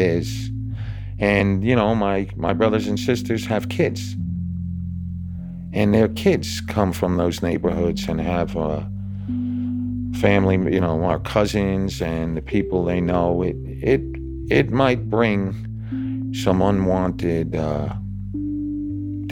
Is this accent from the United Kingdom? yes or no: no; New York, United States; moved away as an adult; also born or lived in Oklahoma City / Dallas / South Carolina / Austin; now in Indianapolis, United States; I'm from New York